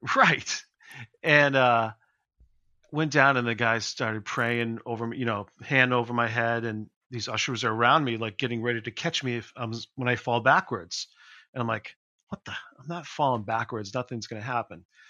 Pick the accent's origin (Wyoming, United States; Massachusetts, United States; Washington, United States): Massachusetts, United States; Leominster; in my hometown in Leominster